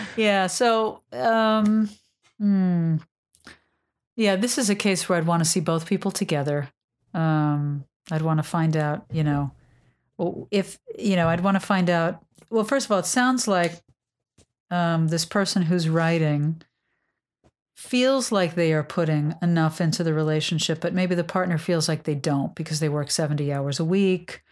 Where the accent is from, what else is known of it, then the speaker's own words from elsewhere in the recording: New York, United States; I'm a New Yorker